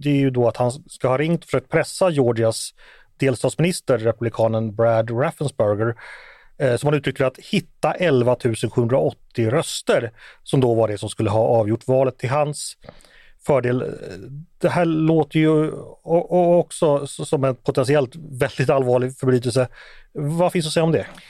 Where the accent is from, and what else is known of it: Sweden